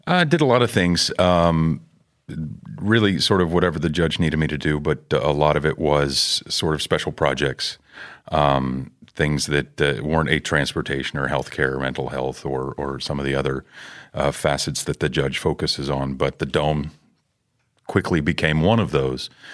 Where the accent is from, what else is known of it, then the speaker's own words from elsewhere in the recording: Houston, Texas, United States; I grew up in Houston, born and raised